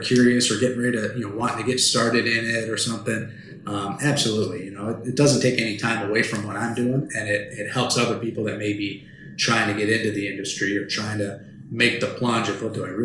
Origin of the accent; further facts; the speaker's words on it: Indianapolis, Indiana, United States; moved away; I'm from Indianapolis, Indiana, and that's where all my family is